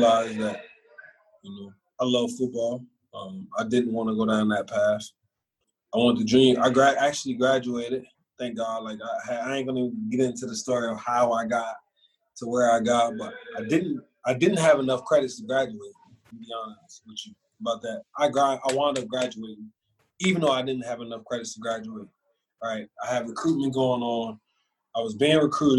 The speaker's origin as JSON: {"language": "English", "town": "Philadelphia", "region": "Pennsylvania", "country": "United States", "also_born_or_lived": "Scranton, Pennsylvania / Mesa", "moved": "yes", "lives_now": "Texas, United States", "said": "I'm from Philly"}